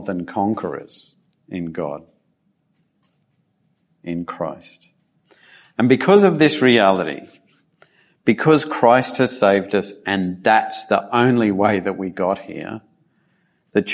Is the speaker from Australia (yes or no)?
yes; Australia; also born or lived in Japan; my heritage as a British settler of Australia